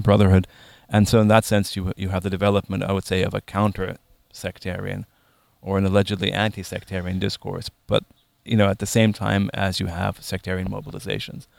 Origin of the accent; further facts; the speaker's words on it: Lebanon; growing up in Lebanon during a Lebanese civil war